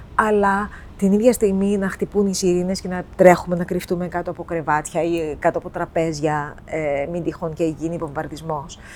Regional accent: Cyprus; moved away as an adult; also born or lived in Boston, United States; now in Athens, Greece; παιδί που γεννήθηκα και μεγάλωσα στην Κύπρο

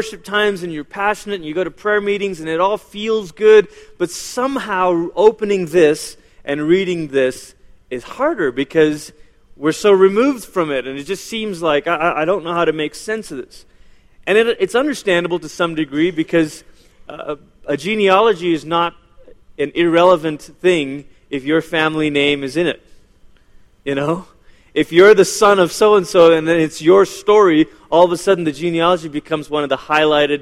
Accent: Malaysia; first language English; now in United States; I was born in Malaysia

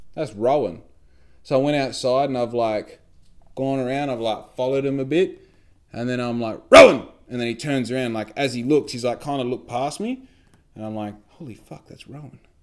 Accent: Australia

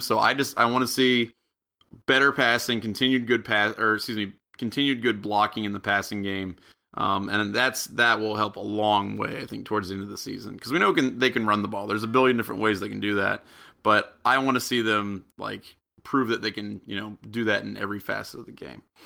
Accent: United States; also born or lived in Japan; I'm from America

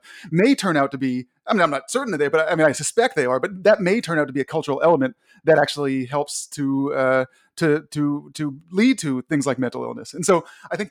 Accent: Washington, District of Columbia, United States; now in Connecticut, United States; I grew up in Washington, D.C. I'm now in Connecticut

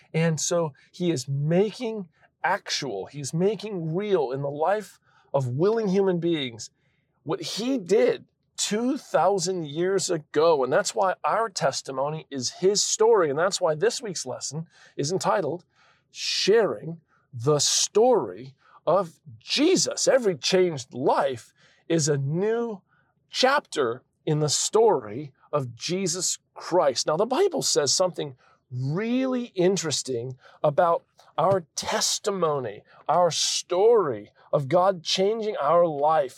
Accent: Florida, United States; I come from Florida, and we have massive thunderstorms there

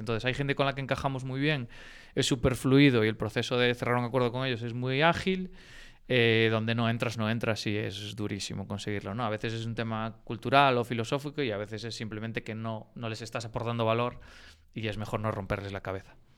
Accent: Galicia, Spain; moved away as an adult; also born or lived in Barcelona; now in Madrid, Spain; nosotros pues todos somos unos enamorados de Galicia

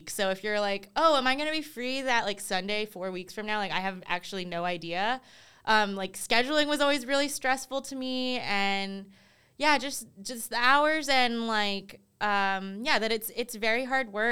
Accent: East Coast, United States; I think you always hear like growing up on the East Coast, they're like, oh, California's like ahead of the, like just in general, like ahead of all the trends.

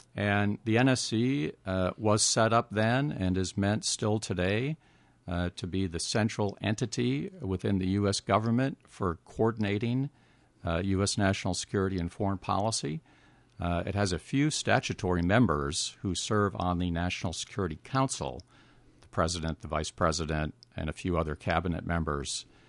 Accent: Richfield, Minnesota, United States; I grew up in Richfield

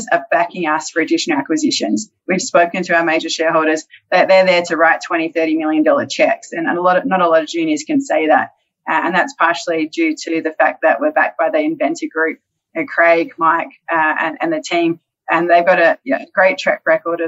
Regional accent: Australia; moved away; coming from Australia

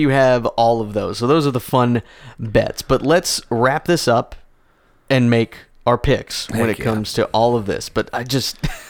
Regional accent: San Jose, California, United States; I was born in the San Jose, San Francisco Bay Area in 1983

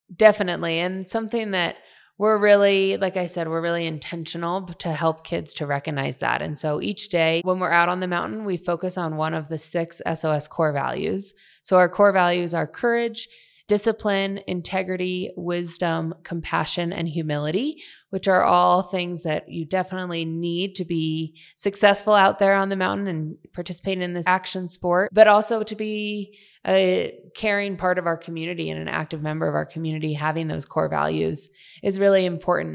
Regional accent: Washington, District of Columbia, United States; moved away as an adult; now in Park City, United States; I grew up in Washington, D C, far from the mountains

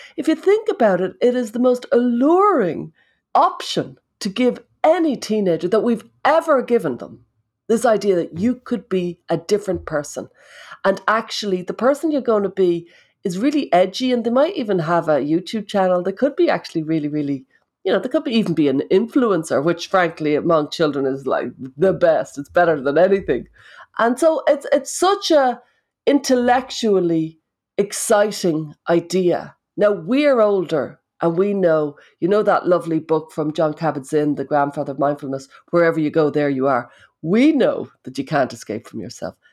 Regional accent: Ireland

